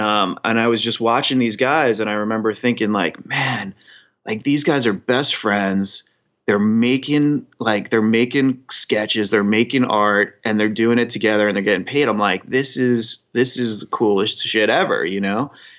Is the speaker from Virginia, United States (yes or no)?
no; Long Island, New York, United States; now in New York City, United States; I moved to New York City from Long Island originally.